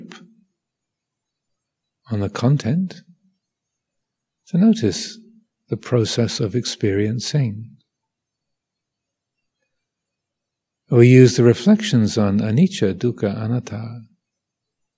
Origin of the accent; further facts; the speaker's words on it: United Kingdom; I am British.